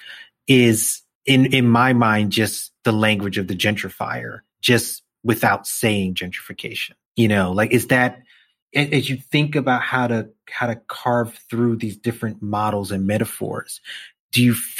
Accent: New York City, New York, United States; growing up in Brownsville, there was a library on Church Avenue

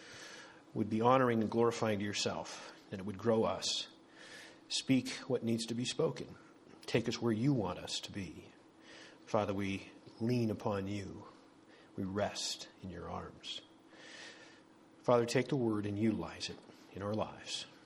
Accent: 50 miles northeast of Bismarck, North Dakota, United States; moved away; that was my home country. We're about 50 miles northeast of Bismarck

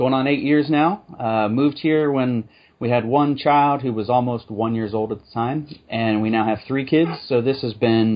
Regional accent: Ohio, United States; now in Houston, United States; I was from Ohio originally, an amazing Christian family

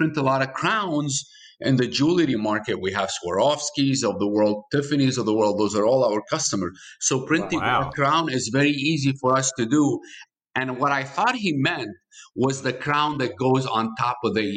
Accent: Michigan, United States; I'm from Michigan

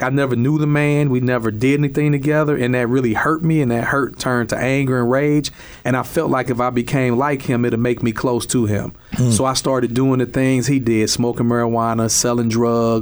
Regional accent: East St. Louis, Illinois, United States; I grew up in East St. Louis, Illinois, in an all-black area

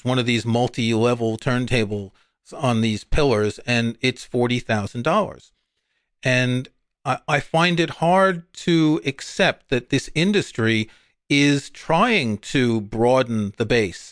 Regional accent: New York, United States; I grew up in New York, and there was almost a hi-fi shop on every corner when you went into Manhattan

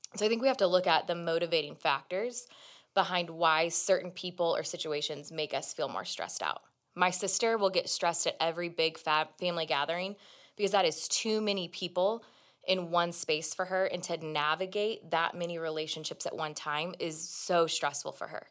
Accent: Kansas City, Missouri, United States; moved away; Jonathan and I go home, 'cause we're both from Kansas City area

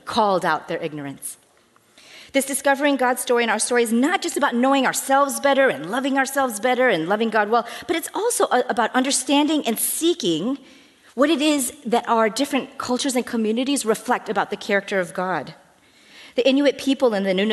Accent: United States; As an American

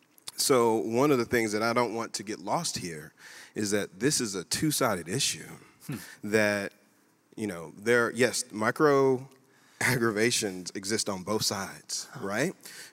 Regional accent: United States; You know what I think that I am? I'm just an American.

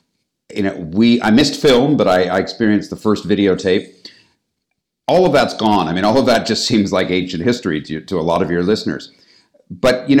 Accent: Toronto, Ontario, Canada; moved away as an adult; also born or lived in United States; now in London, United Kingdom; I'm originally from Canada, from Toronto

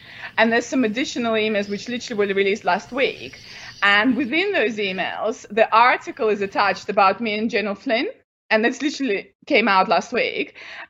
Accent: United Kingdom; And obviously, I don't work for Russian intelligence. I'm a British academic.

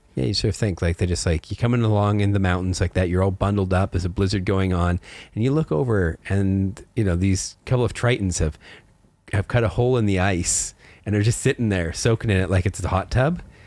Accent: Canada; I grew up in Canada in the mountains.

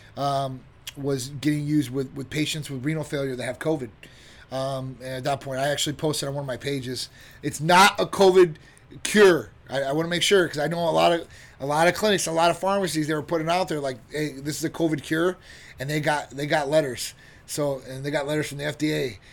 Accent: Chicago, Illinois, United States; now in Florida, United States; I'm from Chicago, originally Midwest area

